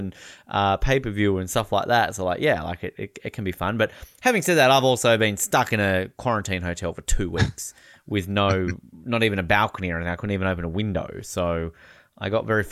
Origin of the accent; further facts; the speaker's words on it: Australia; I'm from Australia.